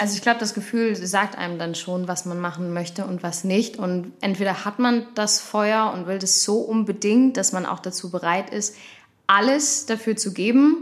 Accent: Kirchhasel, Hesse, Germany; ich komme ja eigentlich gebürtig aus Kirchhasel

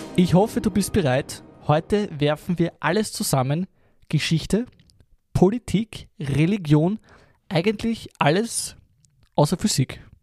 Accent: Lower Austria, Austria; ich bin ein Niederösterreicher

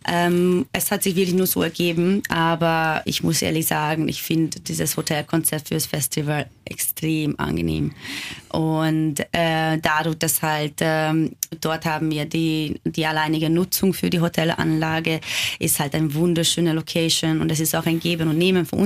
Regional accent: Hungary; born there; German is a second language; Aber ich bin halt auch gebürtige Ungarin. Äh, mit meinem eigenen Land gibt es auch einige Probleme.

